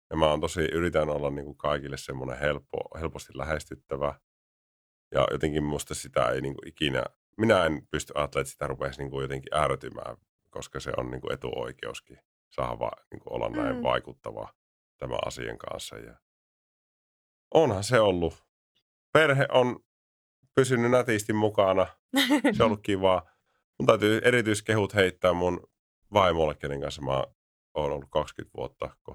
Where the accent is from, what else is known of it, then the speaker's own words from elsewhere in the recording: Kuopio, North Savo, Finland; No mä oon siis Kuopiosta lähtösi oleva äh, pitkä poika.